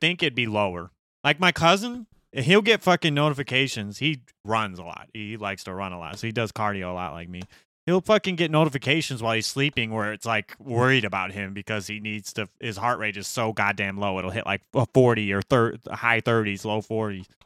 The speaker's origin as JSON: {"language": "English", "town": "Gary", "region": "Indiana", "country": "United States", "tie": "born or raised there", "said": "we grew up in Gary"}